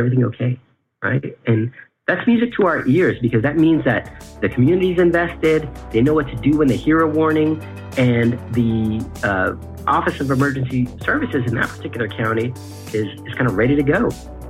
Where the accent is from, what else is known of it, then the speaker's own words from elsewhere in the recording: California, United States; I am from California